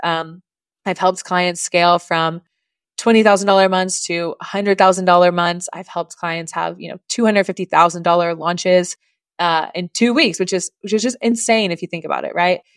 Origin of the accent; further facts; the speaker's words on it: Oklahoma, United States; moved away; originally, I am from Oklahoma in the US, that is above Texas